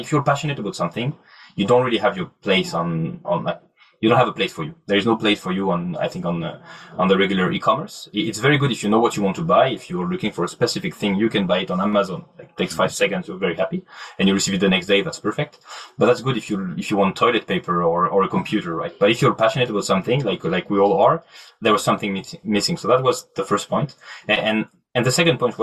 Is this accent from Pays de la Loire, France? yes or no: no; Normandy, France; English is a second language; also born or lived in south of France; now in Paris, France; Originally, I grew up in Normandy, but lived in Paris for a while and studied in the south of France, mid of France, and right now I'm based out of Paris